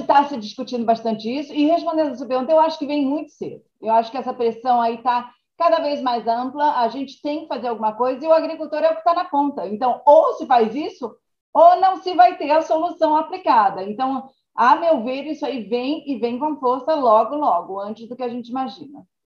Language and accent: Portuguese; Brazil; accent: Brazilian; moved away as an adult; now in United States; como brasileira